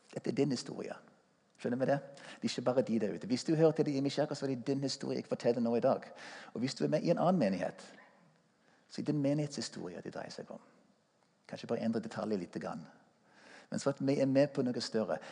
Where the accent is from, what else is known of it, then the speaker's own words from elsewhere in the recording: United States; Norwegian is a second language; moved away as an adult; also born or lived in Stavanger, Norway; now in Norway; Jeg er amerikaner og eh, kom til Norge som ung mann for å spille i Stavanger Symfoniorkestre